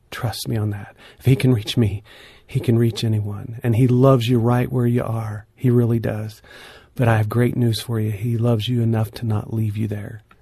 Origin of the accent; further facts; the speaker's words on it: northeastern Oklahoma, United States; moved away; my hometown where I grew up in northeastern Oklahoma